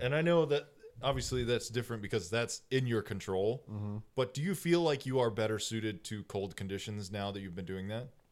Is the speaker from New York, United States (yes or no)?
no; Texas, United States; I'm from Texas